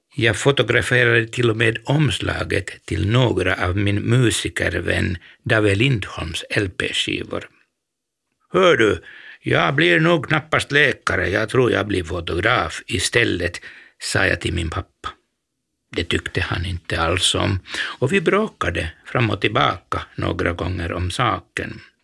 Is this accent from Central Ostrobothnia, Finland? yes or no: no; Helsinki, Uusimaa, Finland; jag var från Helsingfors